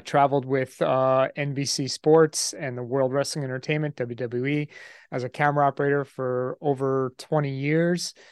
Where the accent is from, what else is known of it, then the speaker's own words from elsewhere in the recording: New York, United States; I grew up in New York